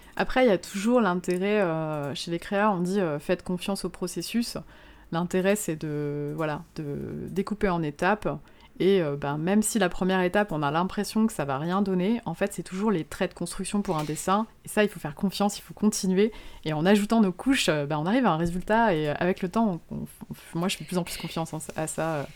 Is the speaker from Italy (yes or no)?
no; Moselle, Grand Est, France; also born or lived in Luxembourg; now in Lyon, France; je suis originaire de Moselle, donc je euh, c'est vraiment à l'est de la France, à la frontière du Luxembourg au départ